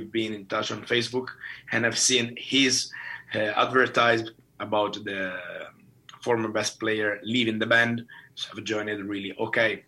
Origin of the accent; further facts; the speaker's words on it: Italy; now in Finland; My home country is Italy.